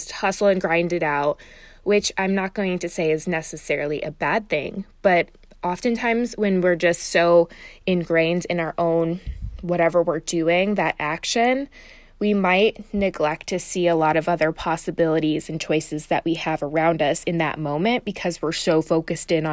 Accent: Chicago, Illinois, United States; I'm from Chicago

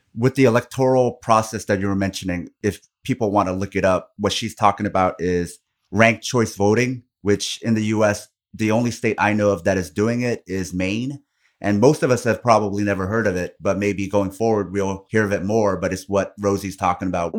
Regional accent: South Korea; now in United States; I come from Korea

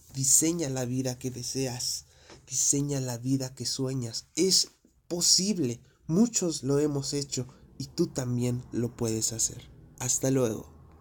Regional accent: Mexico; Yo soy de México

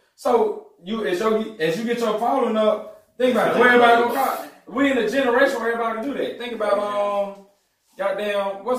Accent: Jackson, Mississippi, United States; Well, I grew up in Jackson. Right. I'm from South Jackson. Like, that's the region where I'm from

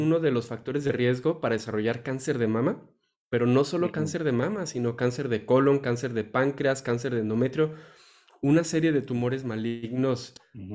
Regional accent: Mexico; nosotros como tal, como mexicanos, como raza

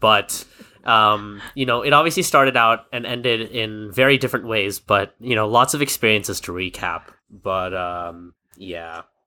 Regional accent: United States; as an American myself

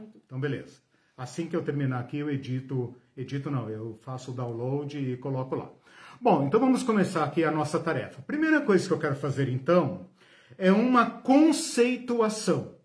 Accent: Curitiba, Paraná, Brazil; sou daqui de Curitiba

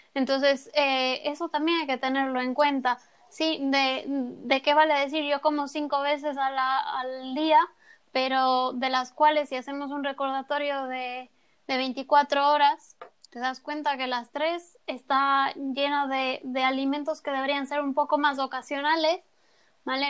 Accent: Ecuador; now in Spain; la merienda que conocemos en Ecuador

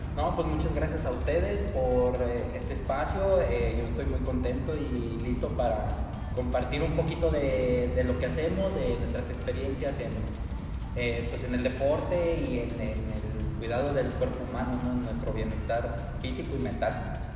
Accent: San Luis Potosí, Mexico; estoy muy orgulloso de ser potosino, de representar a mi estado, porque represento a los 58 municipios

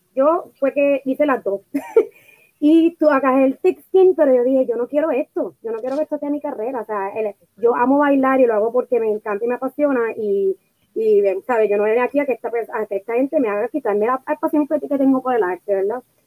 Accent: Puerto Rico; moved away as an adult; now in Los Angeles, United States; nosotras hemos las dos nos mudamos de Puerto Rico eh, hace un par de añitos atrás a Estados Unidos, pero eh, se mudó a Connecticut y yo me mudé a Los Ángeles

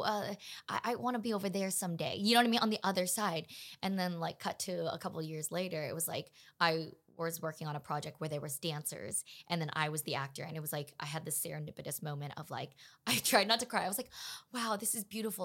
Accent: Los Angeles, California, United States; also born or lived in Pasadena; I am born and raised in Los Angeles, California

